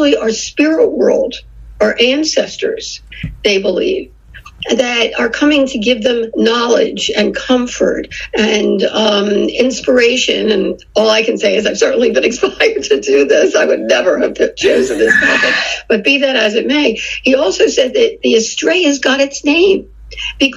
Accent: Philadelphia, Pennsylvania, United States; now in Phoenix, United States; We're from Philadelphia originally

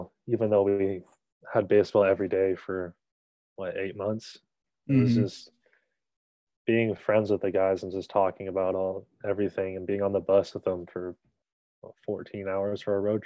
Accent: Bend, Oregon, United States; I grew up in Bend, Oregon

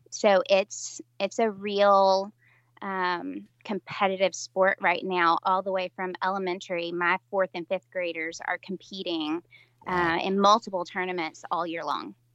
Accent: West Tennessee, United States; I'm from Middle Tennessee, and uh, started out in in West Tennessee, but then moved into Middle Tennessee as an adult

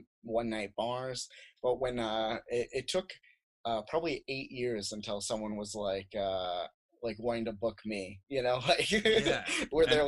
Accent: Phoenix, Arizona, United States; also born or lived in South Dakota; I was born in South Dakota, and I lived in South Dakota until I was 10, and then I moved to Phoenix for like most of my life

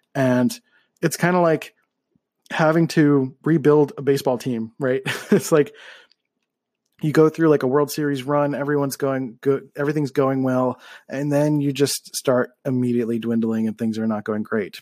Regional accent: Philadelphia, Pennsylvania, United States; moved away as an adult; also born or lived in California; I grew up in Philly

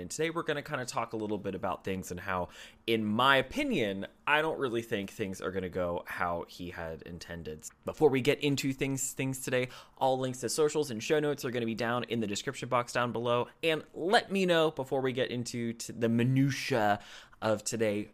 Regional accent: United States; I am an American. I am not a citizen of the United Kingdom.

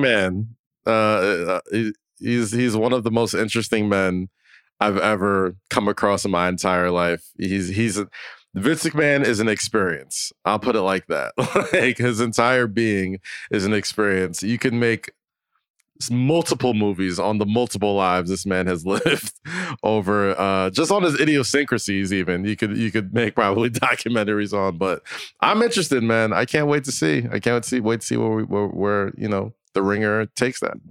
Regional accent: United States; I'm an American

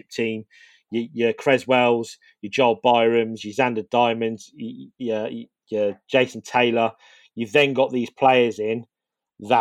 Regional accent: Northampton, East Midlands, United Kingdom; born or raised there

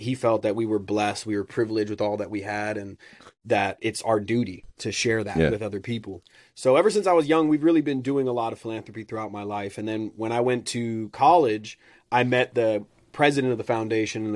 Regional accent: Neverland, California, United States; also born or lived in Middle East; I grew up in Neverland

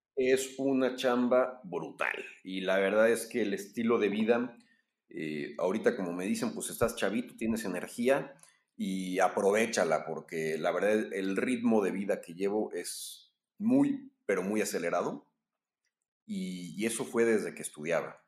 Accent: Mexico; soy mexicano

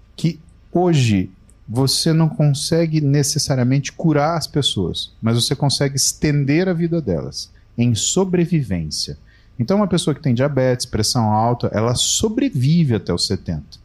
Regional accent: Brazil

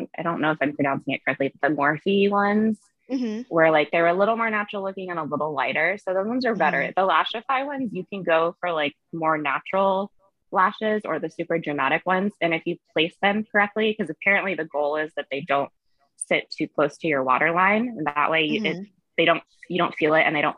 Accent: Orange County, Southern California, United States; moved away; also born or lived in San Diego; I was born in Orange County. I grew up like close-ish to the beach

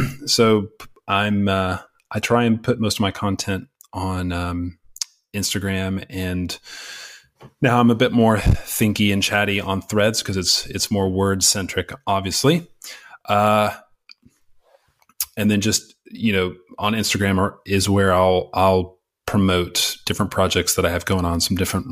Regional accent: Texas, United States; moved away as an adult; also born or lived in California / England; now in United Kingdom; being a Texan, living right on the border of Mexico for my whole childhood through teenage and early adult

